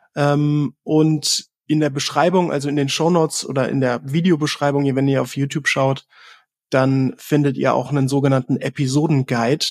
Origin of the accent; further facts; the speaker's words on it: Southern Germany, Germany; im Süden von Deutschland geboren